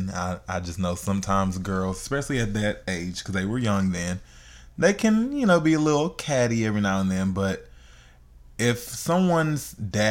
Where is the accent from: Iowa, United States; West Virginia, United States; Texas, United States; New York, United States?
Texas, United States; Houston; H-Town. My hometown